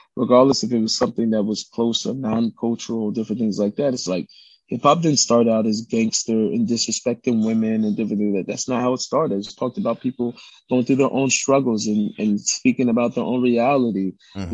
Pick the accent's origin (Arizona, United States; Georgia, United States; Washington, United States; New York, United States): Washington, United States; Seattle; I grew up in Seattle